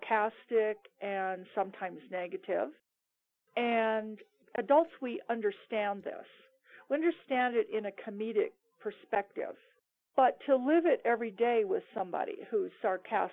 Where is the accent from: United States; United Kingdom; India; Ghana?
United States; Seattle, Washington; moved away as an adult; now in Cuenca, Ecuador; I moved to Seattle, which was my hometown